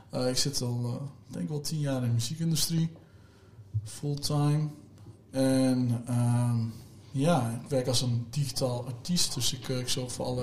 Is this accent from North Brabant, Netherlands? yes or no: no; Overijssel, Netherlands; Ja, dat is, ja, ik kom uit Overijssel.